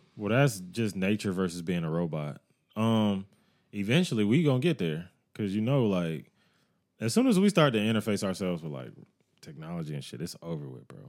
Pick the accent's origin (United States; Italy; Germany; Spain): United States